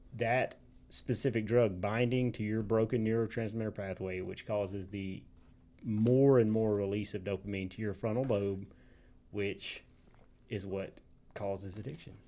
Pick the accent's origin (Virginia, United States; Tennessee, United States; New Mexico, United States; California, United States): Tennessee, United States; Tipton; moved away as an adult; now in Memphis, United States; I love my hometown